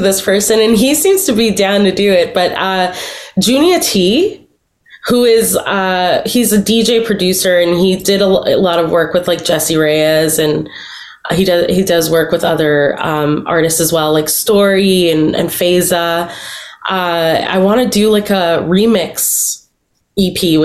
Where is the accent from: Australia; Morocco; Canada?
Canada; Toronto, Ontario; I'm a Toronto girl through and through, not even Toronto. Like, I'm from Scarborough. I feel like such a connection to the place that raised me